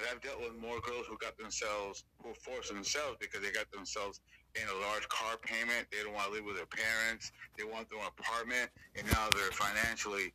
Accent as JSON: {"language": "English", "town": "Los Angeles", "region": "California", "country": "United States", "tie": "born or raised there", "said": "I'm from Los Angeles, born and raised."}